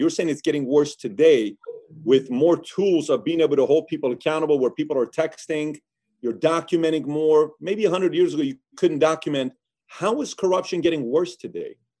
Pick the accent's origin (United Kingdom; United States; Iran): Iran; moved away; I was born and raised in Iran.